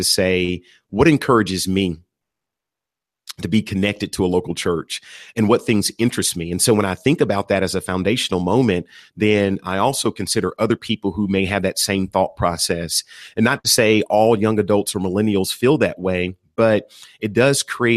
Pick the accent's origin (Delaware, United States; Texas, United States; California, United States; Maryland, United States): Texas, United States; moved away as an adult; now in Atlanta, United States; I was born and raised in Texas